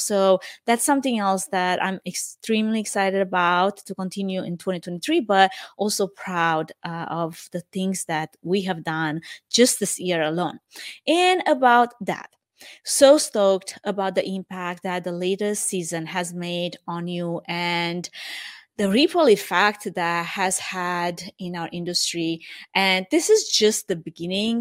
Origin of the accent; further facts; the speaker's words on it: Romania; English is a second language; moved away as an adult; now in United States; I am originally from Romania.